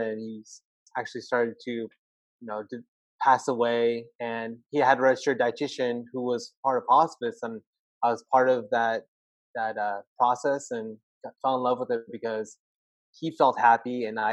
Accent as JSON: {"language": "English", "town": "Turlock", "region": "California", "country": "United States", "said": "I am from Turlock, California, like literally the center of California"}